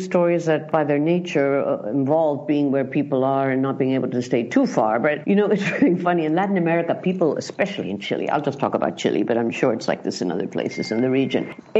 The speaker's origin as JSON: {"language": "English", "region": "London", "country": "United Kingdom", "tie": "born there", "said": "I was born in London to a journalist father."}